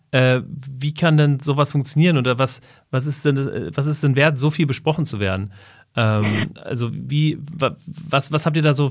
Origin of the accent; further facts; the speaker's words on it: Hesse, Germany; wir kommen ja beide aus dem Rhein-Main-Gebiet